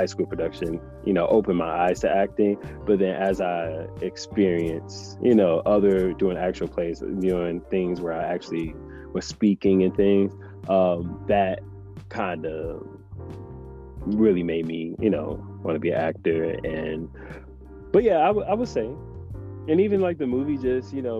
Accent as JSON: {"language": "English", "town": "Detroit", "region": "Michigan", "country": "United States", "also_born_or_lived": "New York", "moved": "as an adult", "said": "I'm from Detroit"}